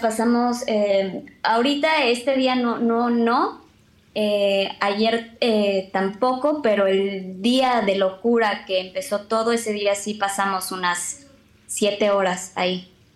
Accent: Mexico; now in Israel; somos aproximadamente mil mexicanos los que residimos aquí en Israel

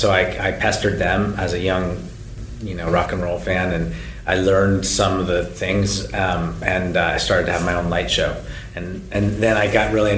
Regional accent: Berkeley, California, United States; now in US East Coast; I live on the right coast, but I'm from Berkeley, California, and I grew up, going to … shows in the 80s

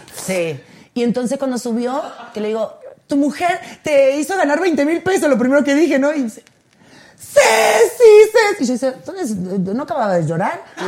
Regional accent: Argentina; moved away as an adult; now in Mexico; tengo 21 años viviendo acá. Tengo más años aquí que en Argentina.

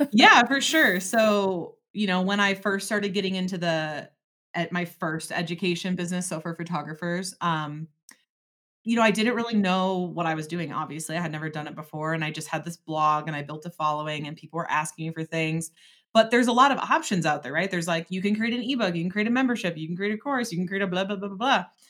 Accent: Door County, Wisconsin, United States; also born or lived in Eau Claire, Wisconsin; I'm from Door County

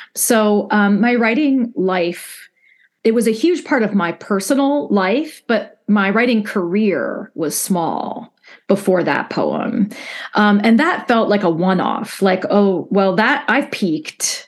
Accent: Midwest, United States; as a Midwesterner

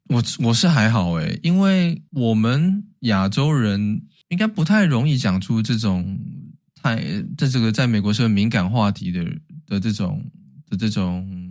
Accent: Taiwan; moved away as an adult; now in United States; 但是对台湾人而言，我们没有道理去举报人家嘛

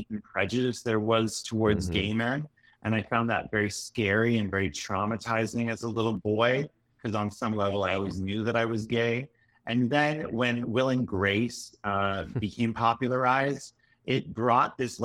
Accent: Vancouver, British Columbia, Canada; moved away as an adult; also born or lived in Europe; now in New York City, United States; I grew up in Vancouver, Canada

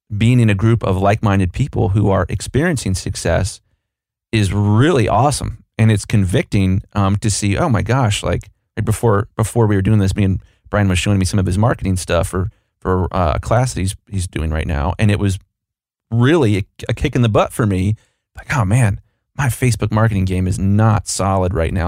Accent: Columbus, Ohio, United States; I'm from Columbus, Ohio

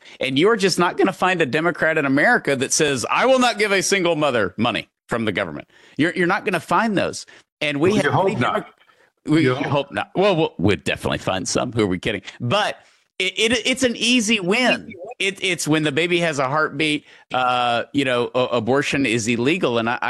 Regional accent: East Texas, United States; also born or lived in Houston; Growing up in East Texas, living in Houston now

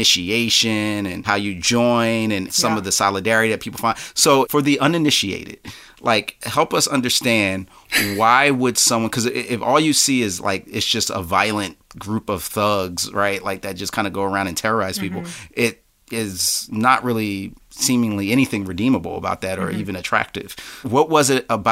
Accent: Philadelphia, Pennsylvania, United States; growing up in Philly

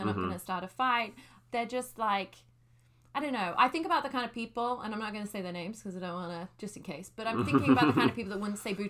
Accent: London, United Kingdom; Yes, I am British. I'm not Australian. my mom is Irish, but I grew up in London, and, yeah, just to clarify.

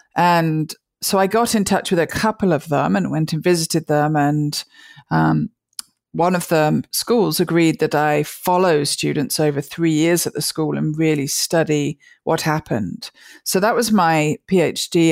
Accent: near Birmingham, West Midlands, United Kingdom; moved away as an adult; also born or lived in Liverpool / London; now in United States; I grew up in the center of England, uh, near a town called Birmingham

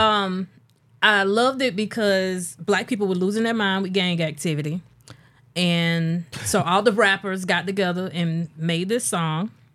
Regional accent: a small South Carolina city, United States; I grew up in Little Small, South Carolina City

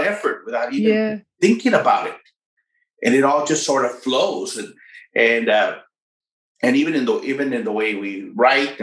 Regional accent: Rio Grande City, Texas, United States; also born or lived in McAllen, Texas / Edinburg, Texas; now in San Antonio, United States; I was raised in a small town called Rio Grande City. I lived there till I was 18

